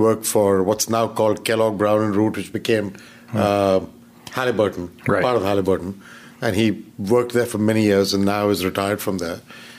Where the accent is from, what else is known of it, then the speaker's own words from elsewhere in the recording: India; my undergrad in India as well and did my MBA in India. I don't have an education outside. And so I'm of Indian origin, but also Indian minted, so to say, right?